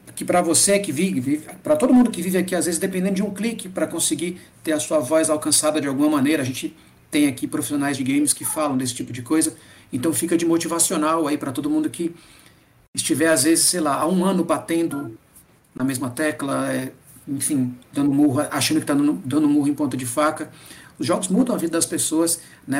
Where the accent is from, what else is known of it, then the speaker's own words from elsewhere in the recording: Northeast Region, Brazil; also born or lived in Japan; Eu sou nordestino